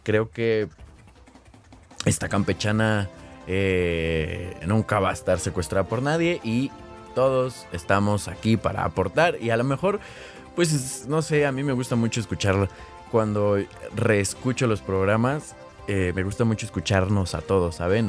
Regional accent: Mexico; aquí en México pues ni siquiera hay nieve ni nada

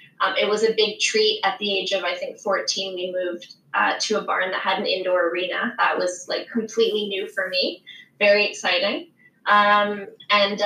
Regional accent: a small town in Southern Quebec, Canada; now in Southern Ontario, Canada; I'm originally from a small town in Southern Quebec. There were a lot more dairy farms than there were horse stables growing up.

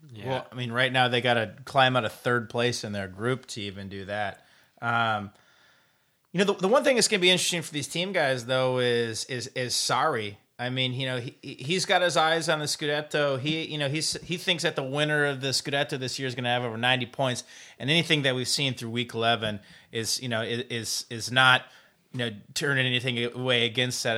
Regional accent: Decorah, Iowa, United States; moved away; my hometown of Dagor, Iowa

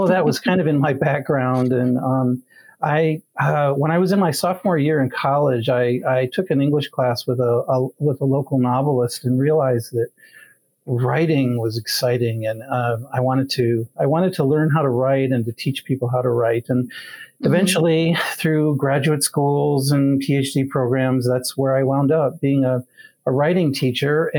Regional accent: Grand Rapids, Michigan, United States; I grew up in Grand Rapids, Michigan

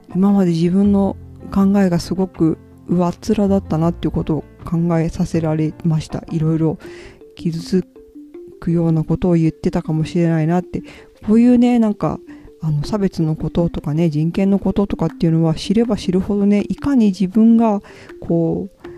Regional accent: Hiroshima, Japan; 広島の出身で、まあ、祖父母が被爆していたり

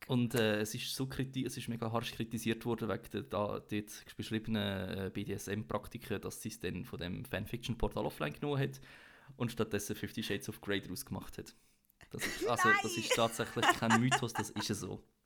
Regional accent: Switzerland; als Schweizer

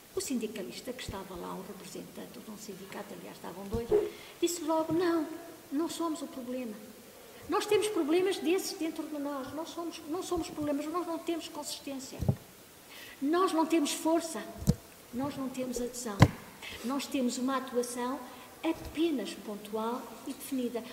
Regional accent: Angola; now in Portugal; eu também sou natural de Angola

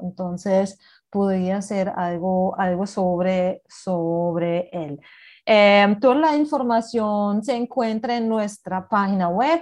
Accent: Berlin, Germany; Spanish is a second language; now in Colombia; yo soy de Berlín

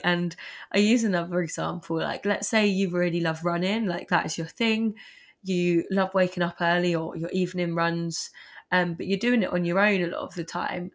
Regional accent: Surrey, South East England, United Kingdom; moved away; I'm from Sun, Surrey originally

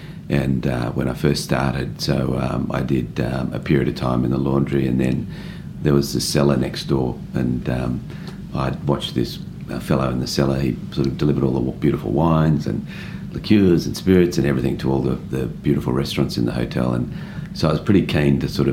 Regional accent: Sydney, New South Wales, Australia; I was born in Sydney and went to school in Sydney

